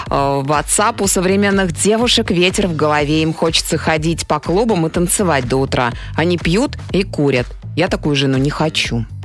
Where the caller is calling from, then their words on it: Barnaul, Altai Krai, Russia